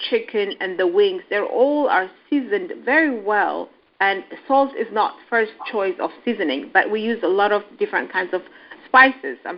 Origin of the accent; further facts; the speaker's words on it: Addis Ababa, Ethiopia; also born or lived in Kenya; I'm an Ethiopian.